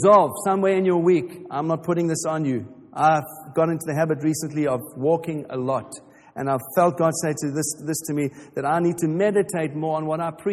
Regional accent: England, United Kingdom; we're too English for

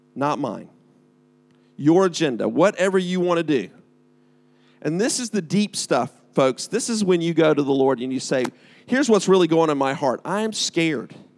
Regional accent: United States; now in United Kingdom; I am from America

